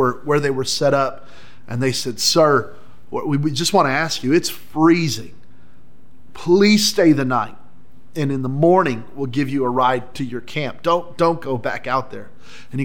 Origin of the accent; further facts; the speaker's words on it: New Mexico, United States; I grew up in New Mexico